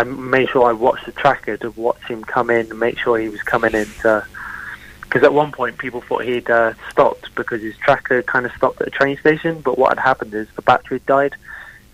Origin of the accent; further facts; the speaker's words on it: Tavistock, South West England, United Kingdom; running through my hometown